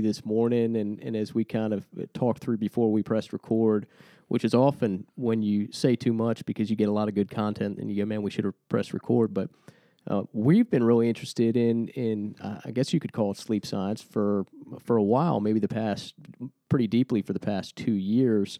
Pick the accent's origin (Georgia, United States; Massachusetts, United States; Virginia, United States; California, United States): Virginia, United States; Lynchburg; We're a couple Lynchburg guys